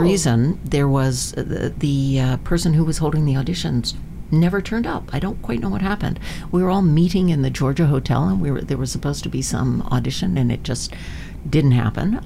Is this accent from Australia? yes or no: no; Vancouver, British Columbia, Canada; also born or lived in Manitoba; I grew up here in Vancouver. My my, I was born in Manitoba, but my family came out here before